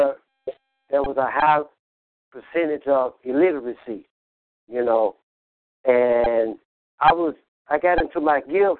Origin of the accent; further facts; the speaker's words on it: Memphis, Tennessee, United States; accent: southern; also born or lived in Illinois; I was born in Illinois, Illinois. I've been living in Memphis for 40 years